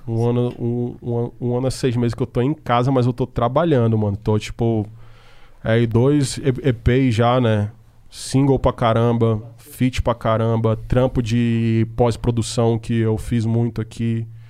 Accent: Manaus, Amazonas, Brazil; moved away as an adult; now in São Paulo, Brazil; eu sou do norte, e eu sou de Manaus

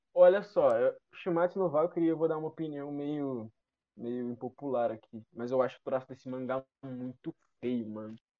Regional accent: Rio de Janeiro, Brazil; eu sou de Jacarepaguá

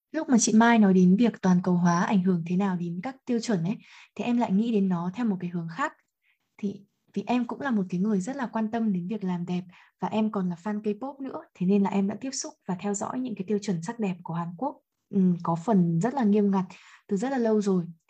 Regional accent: Vietnam; mình là người Việt Nam mình ăn khác họ này mình có gen khác họ

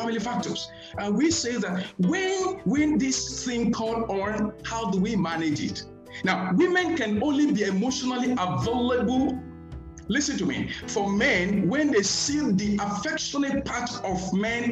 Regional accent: Nigeria; I am a Nigerian

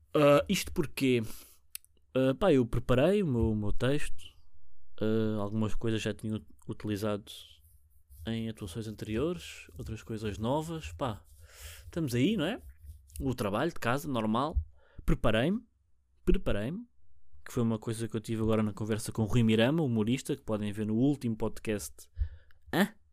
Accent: Portugal; first language Portuguese; eu sou nativo português

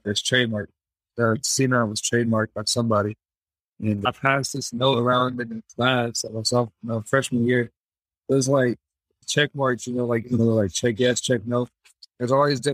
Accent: Tennessee, United States; also born or lived in Bradenton, Florida; I moved to Tennessee about when I was 7 or 8 years old. Been here ever since.

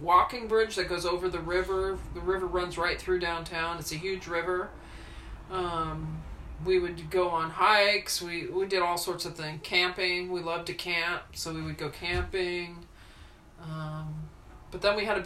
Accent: Los Angeles, California, United States; moved away as an adult; also born or lived in Washington, D.C.; 33 years in California

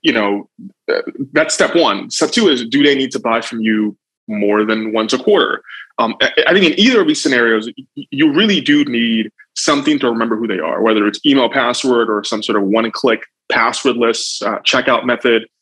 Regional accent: Nigeria; now in United States; I'm Nigerian by birth, but I came here a long time ago and naturalized.

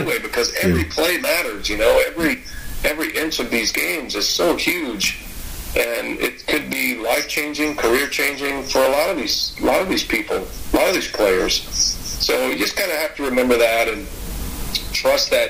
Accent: Georgetown, Texas, United States; now in Wisconsin, United States; I grew up just outside Austin in Georgetown

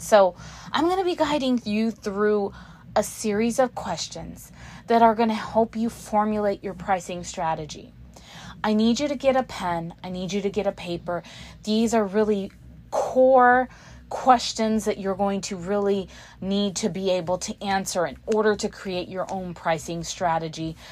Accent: Houston, Texas, United States; I'm from Houston, Texas, as you can tell.

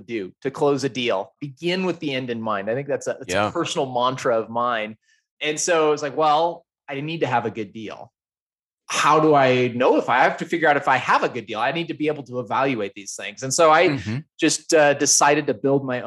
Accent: Idaho, United States; also born or lived in Salt Lake City, Utah; now in Denver, United States; So I grew up in Idaho, moved to Salt Lake, and now live in Denver.

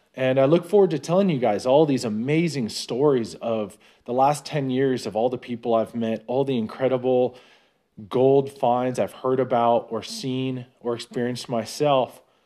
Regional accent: Novato, California, United States; moved away as an adult; now in Nevada, United States; I'm originally from the North Bay Area. A pretty nice little town called Novato. Safe place. It was a good place to be raised

